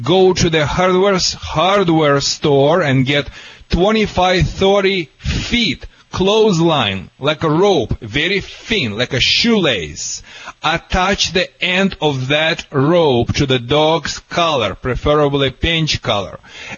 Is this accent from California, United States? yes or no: yes; California, United States; accent: California